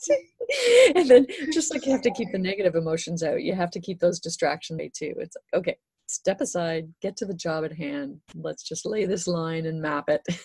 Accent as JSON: {"language": "English", "region": "Great Lakes", "country": "Canada", "tie": "born or raised there", "said": "growing up in the Great Lakes, it was all wreck diving here."}